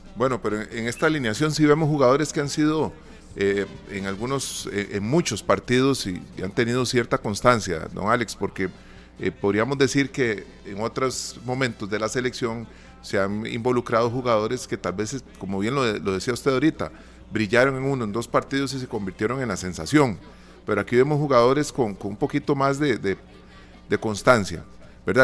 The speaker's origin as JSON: {"language": "Spanish", "country": "Costa Rica", "said": "Como tico"}